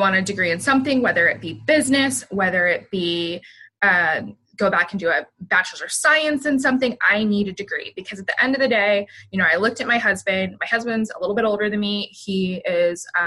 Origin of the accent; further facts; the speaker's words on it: Canton, Ohio, United States; moved away as an adult; I graduated from a high school in Northeastern Ohio. So I'm originally from the Canton, almost Cleveland area